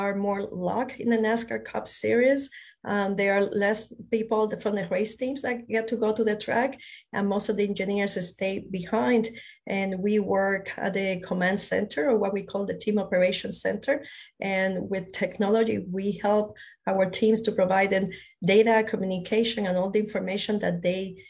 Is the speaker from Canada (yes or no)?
no; Puerto Rico; moved away; also born or lived in Spain; I was born in Spain. I grew up in Puerto Rico. I consider Puerto Rico my home